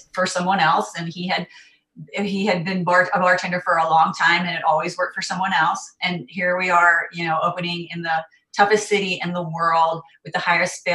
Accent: North Carolina, United States; also born or lived in California; now in New York, United States; I grew up in North Carolina, and I lived in California for 12 years prior to moving to New York in 2012

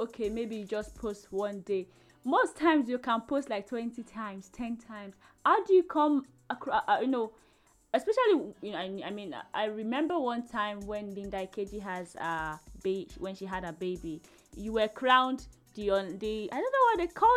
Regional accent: Nigeria; I am a Nigerian lady

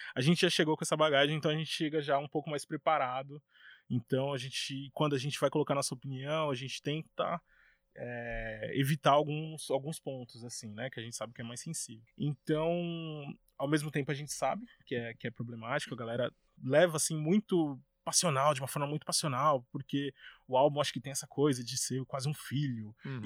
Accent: São Paulo, Brazil; lá na minha quebrada, na Arena do Flow, lá em Guanazes

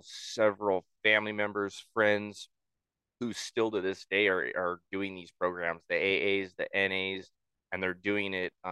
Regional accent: Southern California, United States; moved away as an adult; also born or lived in Maine; I had an opportunity to move to Maine. So I'm from Southern California, so that's on the far end of the fucking map.

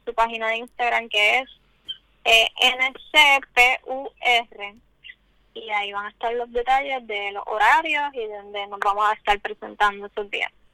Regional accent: Puerto Rico; nos identifican como puertorriqueñas, como caribeñas

